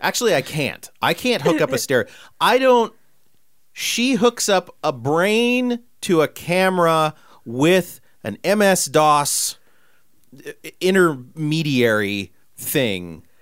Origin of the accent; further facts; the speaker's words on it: Central California, United States; we grew up in Central California